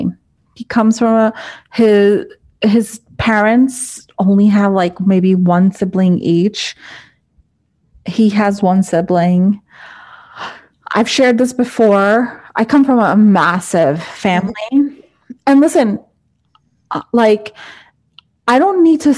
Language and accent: English; United States; I'm Indian. I'm first generation American